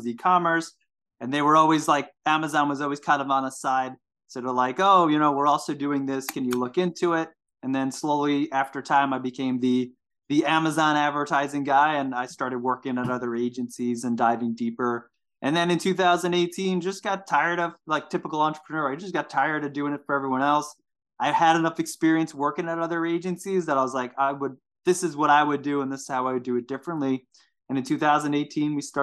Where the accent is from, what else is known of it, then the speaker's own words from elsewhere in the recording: Seaford, New York, United States; I actually grew up in New York, Long Island, New York. I grew up in Seaford specifically